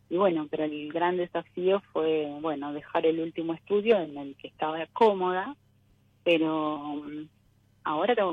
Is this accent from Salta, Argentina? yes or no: no; Rosario, Santa Fe, Argentina; Soy de Rosario.